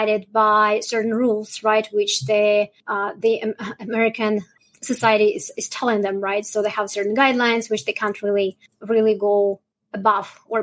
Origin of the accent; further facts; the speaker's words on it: Russia; now in Canada; I'm originally from Russia